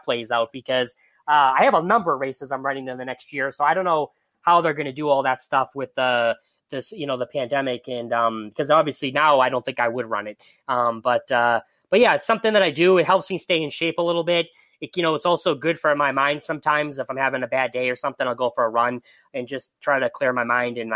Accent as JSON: {"language": "English", "town": "Boston", "region": "Massachusetts", "country": "United States", "tie": "born or raised there", "said": "I'm from Boston, I grew up outside of Boston"}